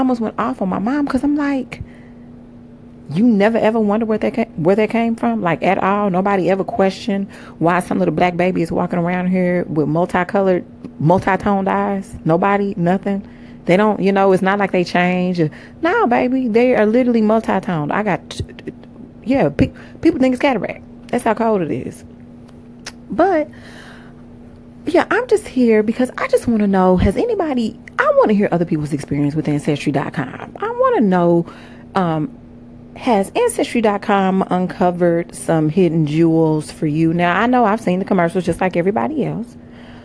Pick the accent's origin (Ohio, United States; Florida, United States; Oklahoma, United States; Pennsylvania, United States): Oklahoma, United States; I am from Oklahoma